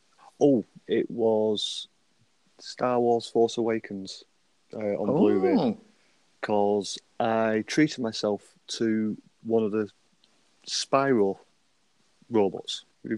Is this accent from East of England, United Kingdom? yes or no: no; Bolton, North West England, United Kingdom; I'm from Bolton, just outside of Manchester, in sunny England. Are you still in Bolton? Yeah, I'm still in Bolton. Lived there all my life.